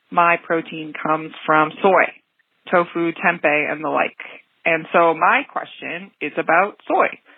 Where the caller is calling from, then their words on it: St. Catharines, Ontario, Canada; I'm calling from St. Catharines, Ontario.